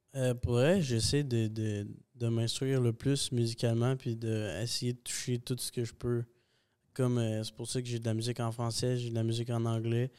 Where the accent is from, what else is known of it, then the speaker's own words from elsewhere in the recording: Saint-Hyacinthe, Quebec, Canada; also born or lived in Bogotá, Colombia; On est resté jusqu'à mes un an. Puis on est reparti au Québec. Je vis à Saint-Hyacinthe depuis ça